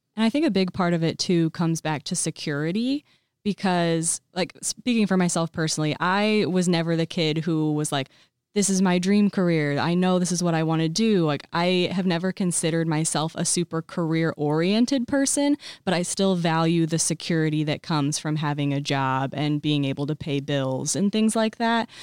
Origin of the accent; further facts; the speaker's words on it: Colfax, Illinois, United States; now in Bloomington, United States; I grew up in Colfax